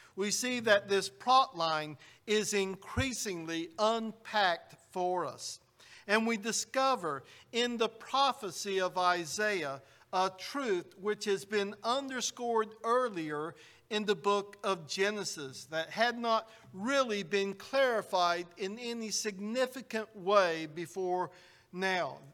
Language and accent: English; United States; Growing up in the United States, I, we were taught that George Washington is the father of our country